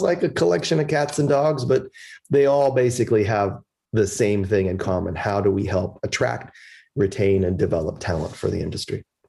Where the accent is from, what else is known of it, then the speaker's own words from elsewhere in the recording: Chicago, Illinois, United States; moved away; also born or lived in Philadelphia; They came here in 1960 and immigrated to Chicago, which is where I was born in 62